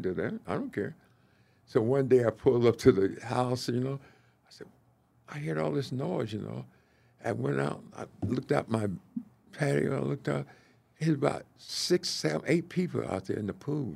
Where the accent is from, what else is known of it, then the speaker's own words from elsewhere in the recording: the South, United States; moved away as an adult; also born or lived in Minnesota; now in Kansas City, United States; I came from the South